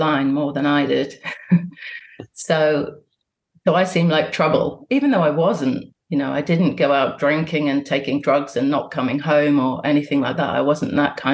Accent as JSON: {"language": "English", "town": "Bristol", "region": "South West England", "country": "United Kingdom", "tie": "born or raised there", "said": "I was born in Bristol and my parents are both Catholic"}